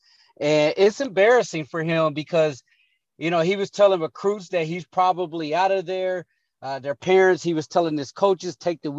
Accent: Portsmouth, Ohio, United States; now in Phoenix, United States; some buddies from my hometown in Portsmouth and some Ohio University buddies

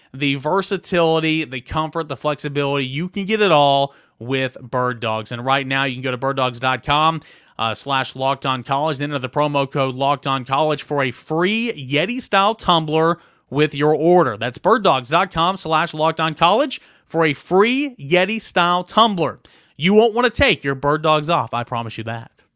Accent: Jefferson City, Tennessee, United States; now in Knoxville, United States; Jeff City's my hometown

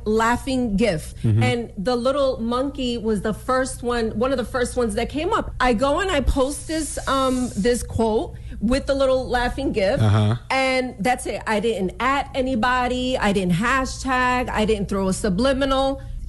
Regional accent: Bronx, New York, United States; also born or lived in Brooklyn; People knew I was Puerto Rican. People knew I was born in Brooklyn, raised in the Bronx.

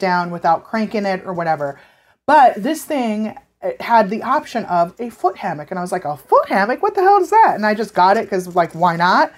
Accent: California, United States; now in Los Angeles, United States; I was born and raised in California

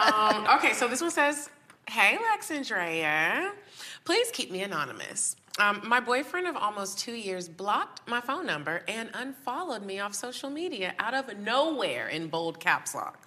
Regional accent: Texas, United States; I'm from Texas

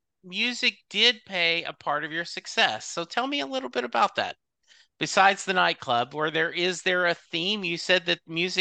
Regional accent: the South, United States; even though I grew up in the South, I did not have a lot of the built-in biases

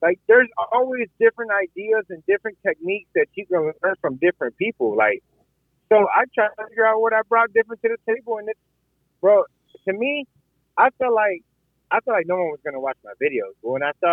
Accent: San Antonio, Texas, United States; moved away as an adult; now in Tampa, United States; San Antonio, Texas, which is my hometown

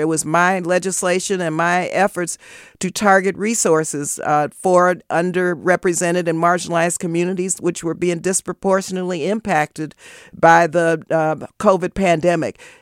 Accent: El Paso, Texas, United States; now in Oakland, United States; I was born and raised in El Paso, Texas

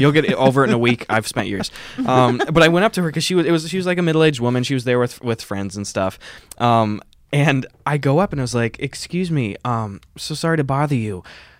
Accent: Wisconsin, United States; now in Los Angeles, United States

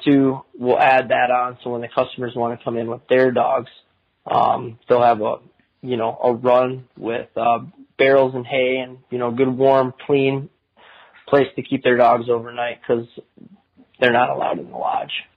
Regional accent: Minnesota, United States; moved away as an adult; also born or lived in Phoenix, Arizona / Kansas; now in Arizona, United States; I went to, to Minnesota kindergarten through my senior year in high school, and that's my home

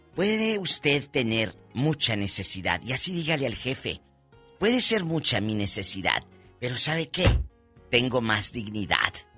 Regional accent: northern Mexico, Mexico; Soy norteña

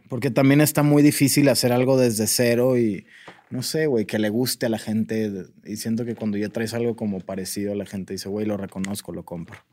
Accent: Sonora, Mexico; now in Mexico City, Mexico; yo me fui de Sonora porque yo soy de una ciudad muy pequeña y me vine a la Ciudad de México

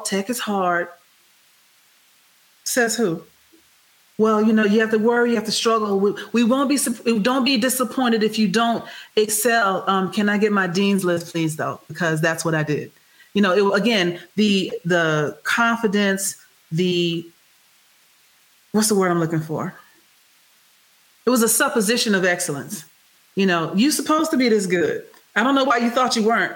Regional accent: Houston, Texas, United States; I'm from Texas

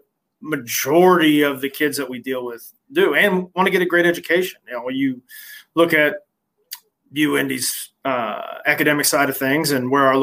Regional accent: Muncie, Indiana, United States; also born or lived in Appleton, Wisconsin / Chicago; now in Indianapolis, United States; I knew his daughters back when I was in high school because growing up in Muncie.

